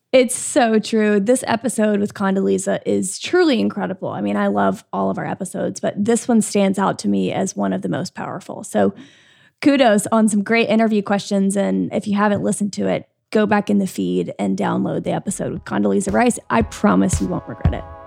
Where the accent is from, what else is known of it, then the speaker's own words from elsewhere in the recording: Birmingham, Alabama, United States; I'm from Birmingham